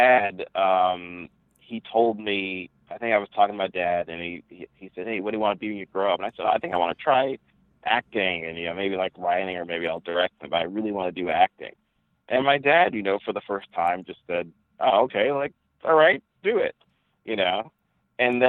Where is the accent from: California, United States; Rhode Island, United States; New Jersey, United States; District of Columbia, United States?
New Jersey, United States; I'm born and raised in New Jersey to two parents who are from Ghana, West Africa.